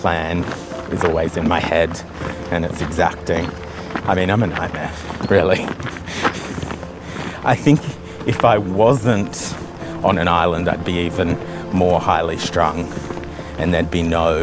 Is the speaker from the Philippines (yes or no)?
no; Australia; now in Tobermory, Isle of Mull, United Kingdom; growing up in Australia, like, our houses are really open plan